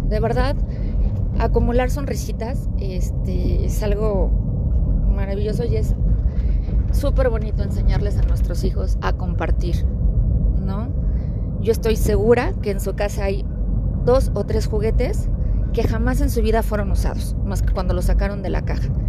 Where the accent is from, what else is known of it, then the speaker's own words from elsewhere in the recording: Mexico City, Mexico; now in Aguascalientes, Mexico; ya que vivimos en Aguascalientes, pero crecimos en Ciudad de México